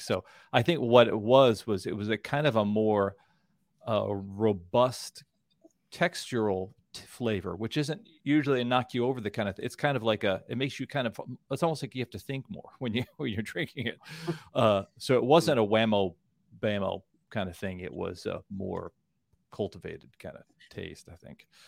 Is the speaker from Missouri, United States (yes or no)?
yes; Kansas City, Missouri, United States; I'm from Kansas City